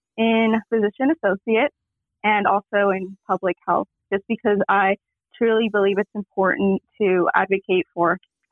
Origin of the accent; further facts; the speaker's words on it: Las Vegas, Nevada, United States; moved away as an adult; also born or lived in Kentucky; I am from Las Vegas, Nevada.